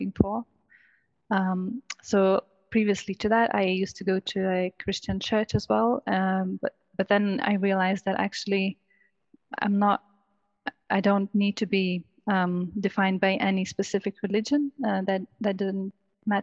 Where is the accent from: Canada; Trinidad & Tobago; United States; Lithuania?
Lithuania; moved away as an adult; now in United Kingdom; I'm originally from Lithuania